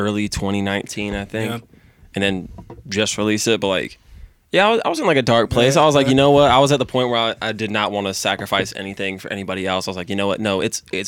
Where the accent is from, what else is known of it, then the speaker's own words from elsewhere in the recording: Newport News, Virginia, United States; we grew up together in Newport News